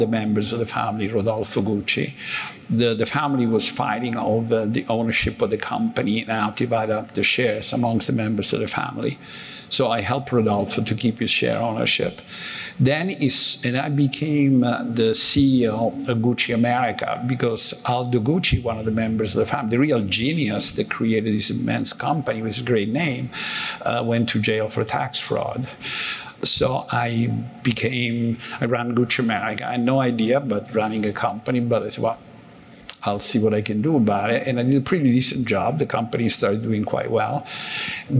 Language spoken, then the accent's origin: English; Italy; moved away as an adult; also born or lived in Calabria / Cambridge / New York / Washington; now in United States; I was born in Italy, I grew up in Italy